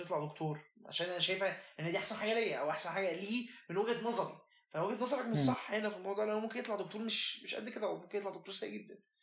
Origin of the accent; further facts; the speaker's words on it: Egypt; انا مصري